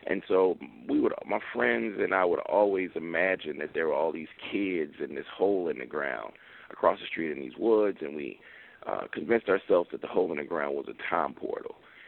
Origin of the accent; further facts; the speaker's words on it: Mississippi, United States; I'm from Mississippi, so I'm heavily influenced by Twain